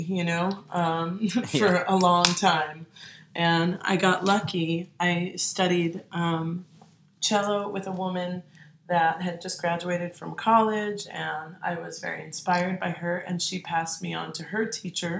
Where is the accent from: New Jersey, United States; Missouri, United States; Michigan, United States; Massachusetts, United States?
New Jersey, United States; Maplewood; moved away as an adult; also born or lived in Queens, New York / New York City; now in New Orleans, United States; I was born in Bayside, Queens, and I grew up in Maplewood, New Jersey